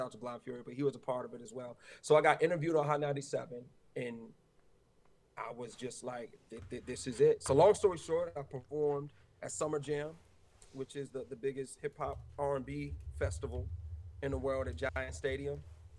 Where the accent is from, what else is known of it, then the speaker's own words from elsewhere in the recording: Lansing, Michigan, United States; I'm from Lansing, you know what I'm saying?